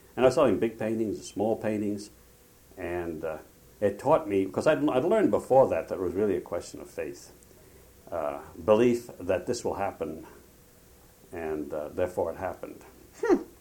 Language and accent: English; Providence, Rhode Island, United States; moved away as an adult; also born or lived in Lebanon (ancestry); now in Provincetown, United States; we were both from uh, Rhode Island, from Providence. And uh, we, uh, we went to Vesper George together uh, in Boston. I say together, we commuted on the same train and we knew each other from the same high school